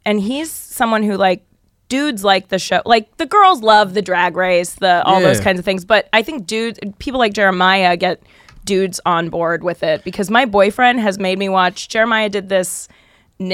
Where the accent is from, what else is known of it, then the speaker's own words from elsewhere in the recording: Denver, Colorado, United States; now in Los Angeles, United States; I'm from Denver. I live in LA. Been here forever